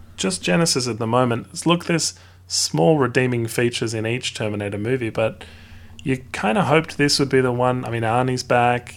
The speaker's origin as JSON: {"language": "English", "country": "Australia", "said": "I as well am Australian"}